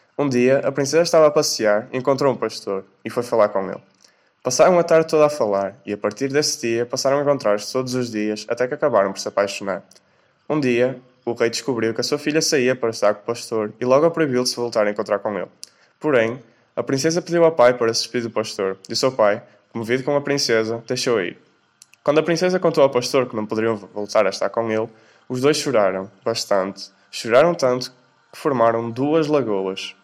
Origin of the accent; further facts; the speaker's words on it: Portugal; tenho 18 anos e sou de Portugal